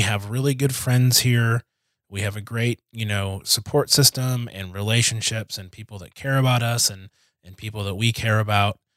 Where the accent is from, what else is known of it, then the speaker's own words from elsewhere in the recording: Detroit, Michigan, United States; moved away as an adult; also born or lived in Kansas; I am from Detroit.